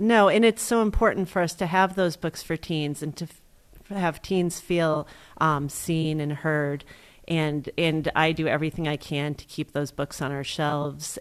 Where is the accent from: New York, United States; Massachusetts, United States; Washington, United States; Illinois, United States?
Massachusetts, United States; Greenfield; I grew up in Greenfield